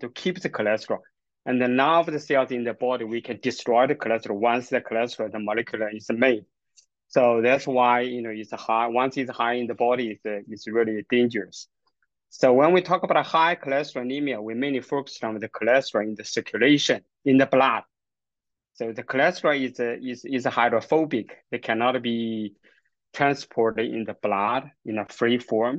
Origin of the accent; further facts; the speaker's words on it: China; moved away as an adult; also born or lived in Kingston, Canada / United States; now in Alberta, Canada; I grew up in China, get my university degree and the master training in China. And then I moved to Canada